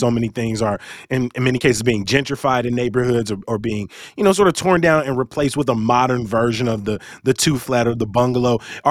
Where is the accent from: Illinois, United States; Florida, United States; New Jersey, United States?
Illinois, United States; Chicago; I grew up largely on the South Side with my grandmothers living in Beverly, in Chatham, in Calumet Heights